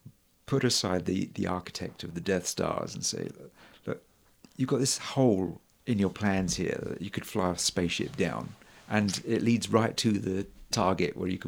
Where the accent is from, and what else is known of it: England, United Kingdom; moved away as an adult; now in Denver, United States